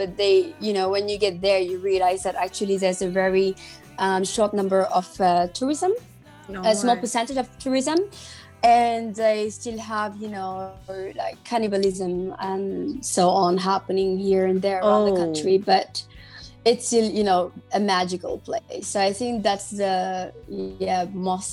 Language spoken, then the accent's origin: English; Dakar, Senegal; moved away as an adult; now in Berlin, Germany; I grew up in Dakar, Senegal